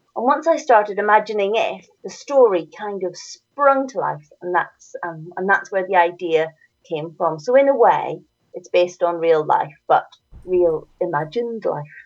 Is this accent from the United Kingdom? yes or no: yes; Northern Ireland, United Kingdom; accent: Northern Irish; you can hear from my accent, I'm from Northern Ireland.